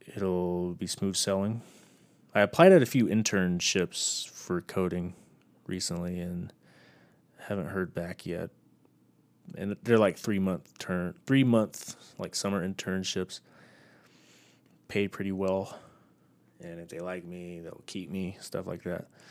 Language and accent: English; Texas, United States; born or raised there; moved away as an adult; now in Utah, United States